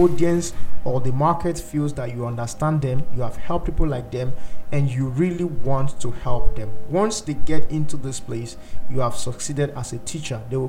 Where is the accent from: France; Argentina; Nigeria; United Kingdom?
Nigeria; I'm a Nigerian